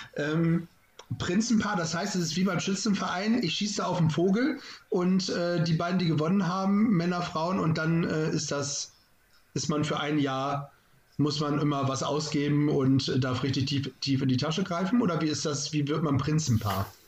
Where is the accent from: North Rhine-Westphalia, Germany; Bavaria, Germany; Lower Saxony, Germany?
Lower Saxony, Germany; Lunestedt; als Jugendlicher haben wir immer den Lumpenball gehabt bei uns in Lunestedt